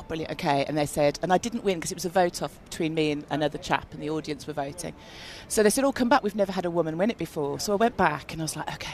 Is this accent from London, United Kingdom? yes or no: no; Birmingham, West Midlands, United Kingdom; I'm from Birmingham